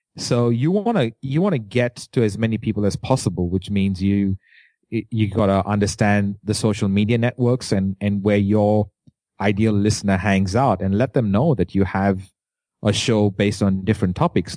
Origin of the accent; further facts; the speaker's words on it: India; accent: Indian; As an Indian, uh, with an accent